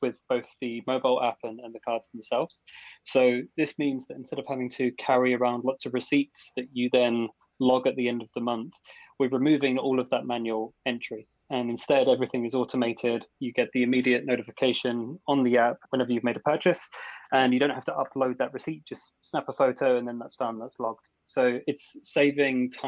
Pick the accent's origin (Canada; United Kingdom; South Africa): United Kingdom; Essex, East of England; moved away as an adult; now in Copenhagen, Denmark; I'm from Essex, born and raised originally